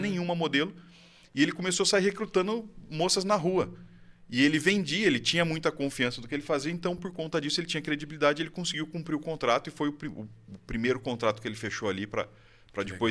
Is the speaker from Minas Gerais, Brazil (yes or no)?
no; Campinas, São Paulo, Brazil; now in Valinhos, Brazil; Moro em Campinas a vida inteira. Moro agora recentemente em Valinhos, nos últimos quatro anos